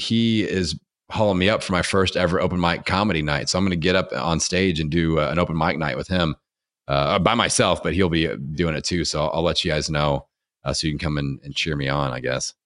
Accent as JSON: {"language": "English", "region": "Indiana", "country": "United States", "accent": "Hoosier", "said": "I'm from Indiana"}